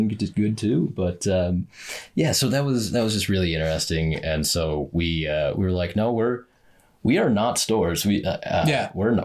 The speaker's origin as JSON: {"language": "English", "country": "United States", "said": "as an American"}